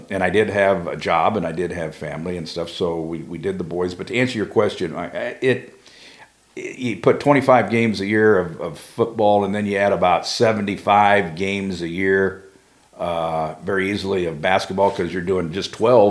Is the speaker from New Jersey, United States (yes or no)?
no; Delphos, Ohio, United States; I was born and raised in Delphus